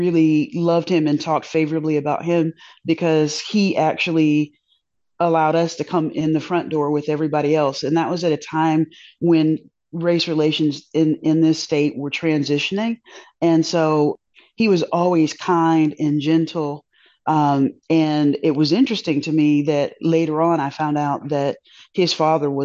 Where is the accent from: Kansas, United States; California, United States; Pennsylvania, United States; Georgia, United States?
Georgia, United States; Augusta; also born or lived in Alaska; I'm from Augusta, Georgia, home of the Masters and number one godfather of soul, …